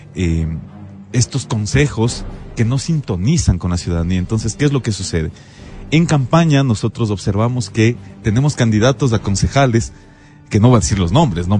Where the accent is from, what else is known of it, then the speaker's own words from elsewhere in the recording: Quito, Pichincha, Ecuador; como quiteño